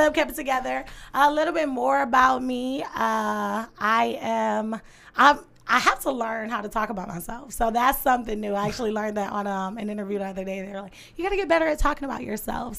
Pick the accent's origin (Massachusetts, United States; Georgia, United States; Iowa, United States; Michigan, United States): Michigan, United States; Detroit; I'm from the East Side, born and raised on the East Side.